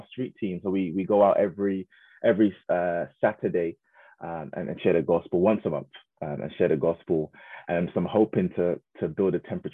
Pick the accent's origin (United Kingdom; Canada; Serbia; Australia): United Kingdom; Croydon, London; I was raised in Croydon most of my life in a place called Thornton Heath